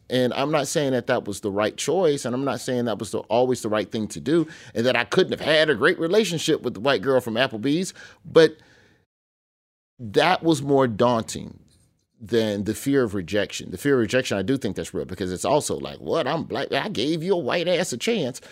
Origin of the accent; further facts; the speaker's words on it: Birmingham, Alabama, United States; I grew up in Birmingham, Alabama